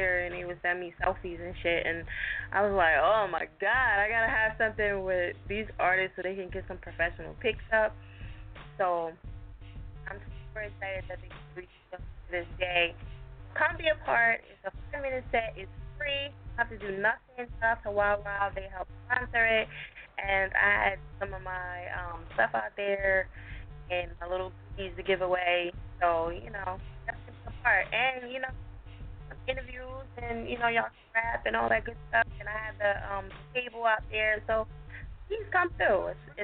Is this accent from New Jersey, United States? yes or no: yes; New Jersey, United States; That's my home state